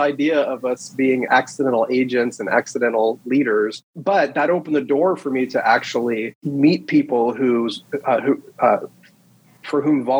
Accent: Southern California, United States; moved away as an adult; now in Bullhead City, United States; I grew up in Southern California and actually moved out here to get into real estate

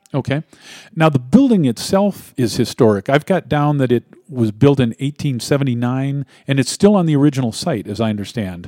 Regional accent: Missouri, United States; also born or lived in Ferguson, Missouri; now in Colorado, United States; We're both from, uh, Missouri. I was born in Missouri, as were you

